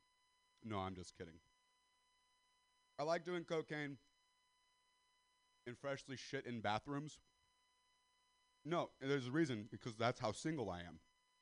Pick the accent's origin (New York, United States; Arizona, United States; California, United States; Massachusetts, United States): California, United States; Castro Valley; I'm white, I'm from Sister Valley, California